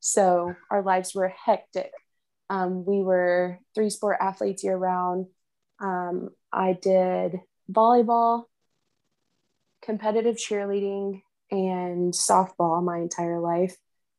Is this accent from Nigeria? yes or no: no; Arkansas City, Kansas, United States; So growing up, I was your typical little tomboy sister. I followed my brother everywhere.